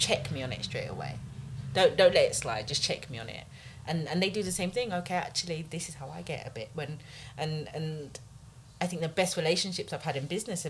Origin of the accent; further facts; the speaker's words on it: London, United Kingdom; I grew up in Tottenham